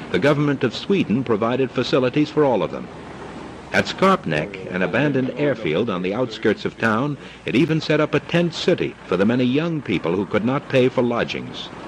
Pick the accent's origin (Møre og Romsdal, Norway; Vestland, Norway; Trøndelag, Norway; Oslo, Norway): Oslo, Norway; Mer spesifikt er at jeg vokste opp i Oslo, på grensen mot Nordmarka. Og hele min barndom var Nordmarka det stedet jeg levde i.